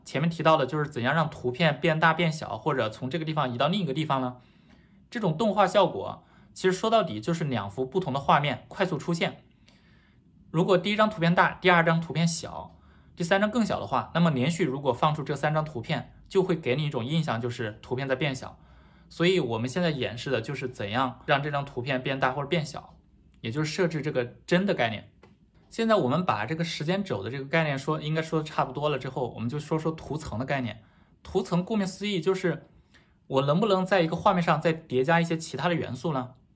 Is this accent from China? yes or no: yes; China; now in Taiwan; 不过我是大陆人，所以我也习惯了说这个视频